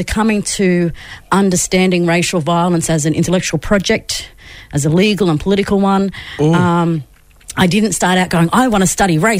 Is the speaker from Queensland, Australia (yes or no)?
yes; Yuggera country, Queensland, Australia; also born or lived in Inala, Brisbane; I've got family Northern New South Wales, Brisbane, of course, and up Bowen, Eyre, Townsville. But I was born and raised on Yuggera country.